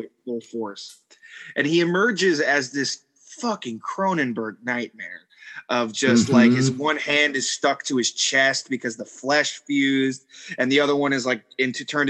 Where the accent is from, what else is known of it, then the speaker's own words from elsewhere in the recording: New York, United States; growing up in New York